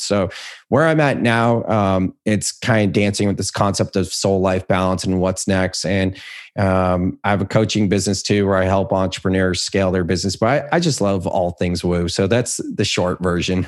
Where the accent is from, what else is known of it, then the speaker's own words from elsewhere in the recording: Silicon Valley, California, United States; I grew up in Silicon Valley